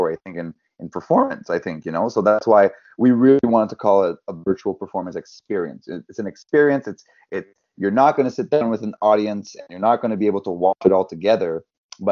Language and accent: English; West Brome, Quebec, Canada; accent: thick French accent; now in Montreal, Canada; my hometown